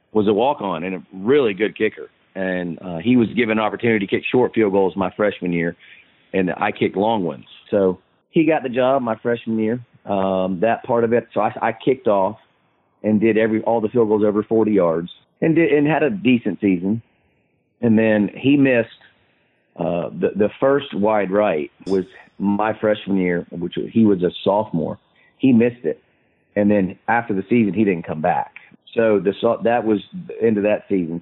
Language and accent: English; Tallahassee, Florida, United States; growing up in Tallahassee